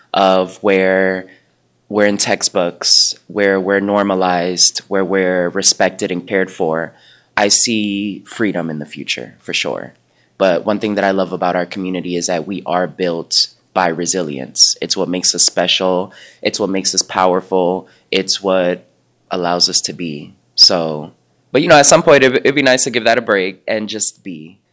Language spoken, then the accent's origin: English; New York City, New York, United States; I come from a background, again, I'm from Uptown Manhattan, went to all black and brown school.